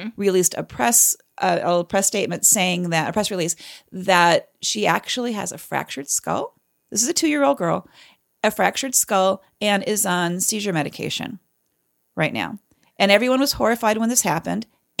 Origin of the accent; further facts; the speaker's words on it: Canada; I'm a Canadian. I know better. I know how to stay neutral.